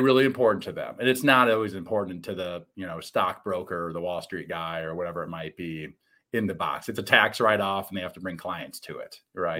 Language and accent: English; Midwest, United States; I'm a Midwesterner.